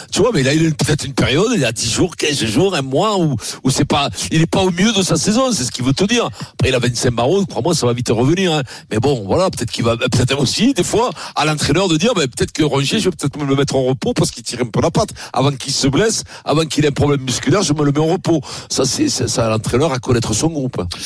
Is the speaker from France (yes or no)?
no; Italy; moved away; je suis italien